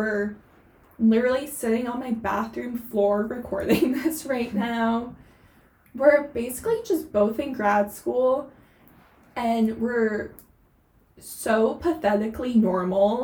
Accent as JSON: {"language": "English", "region": "East Coast", "country": "United States", "also_born_or_lived": "Southern California", "moved": "as an adult", "lives_now": "Los Angeles, United States", "said": "I was originally from the East Coast, and I moved out to Southern California for undergrad."}